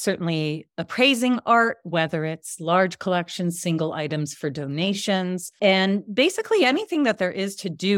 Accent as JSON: {"language": "English", "country": "Canada", "tie": "born or raised there", "also_born_or_lived": "Israel", "said": "But I grew up in Canada. I grew up in Israel. I lived in both places, but always was in big cities until 20 years ago."}